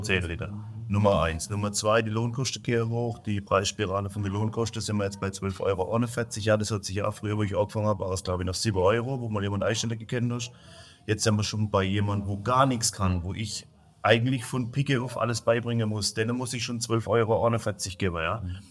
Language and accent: German; Germany; Ich bin im deutschen Land. Ich bin Deutscher